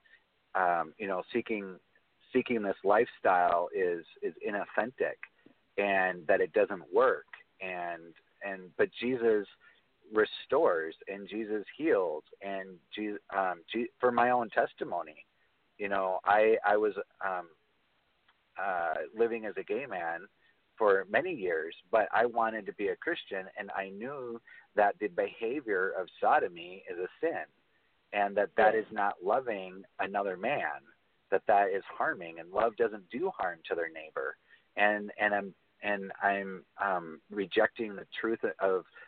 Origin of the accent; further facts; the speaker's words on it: United States; I was born in America